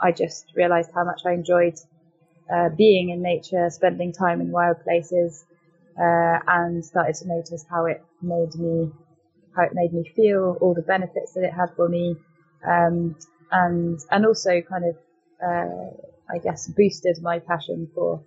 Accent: France; moved away as an adult; also born or lived in United Kingdom; I was brought up in France and went to a French international school, did the French baccalaureate before coming to university

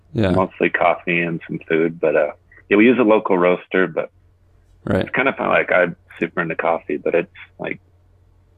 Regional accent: Park City, Utah, United States; also born or lived in Colorado; I live in Utah, just outside of Park City area. I grew up in Park City for most part. I was born in Colorado

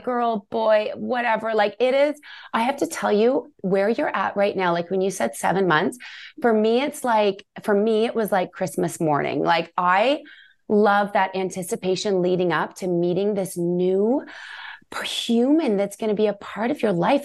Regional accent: Canada; we're Canadian

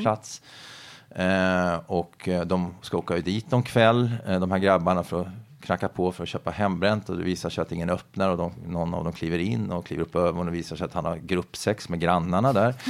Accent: Finspång, Östergötland, Sweden; jag växte upp i Finspång, en bruksort i Östergötland.

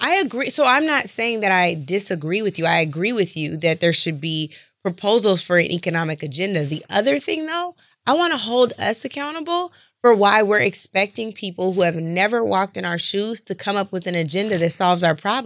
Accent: Seattle, Washington, United States; born and raised in Seattle, Washington

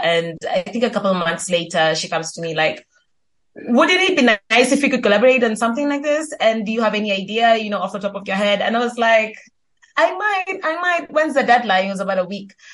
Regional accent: Kenya; I'm Kenyan, based in Kenya still

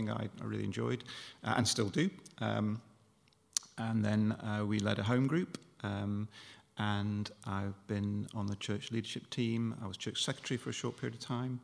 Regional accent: Stockport, North West England, United Kingdom; moved away as an adult; now in Bath, United Kingdom; I was born and brought up in Stockport, just south of Manchester, and I came to uni in 1985

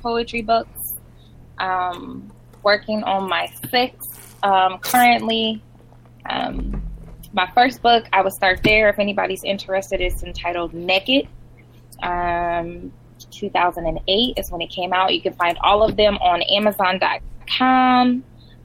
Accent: Omaha, Nebraska, United States; now in Florida Keys, United States; I live in the Florida Keys. I'm from Omaha, Nebraska.

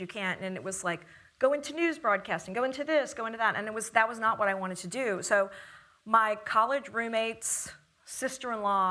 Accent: Dallas, Texas, United States; moved away as an adult; also born or lived in Los Angeles; I was from Dallas, and I'd worked at a commercial production company and all that.

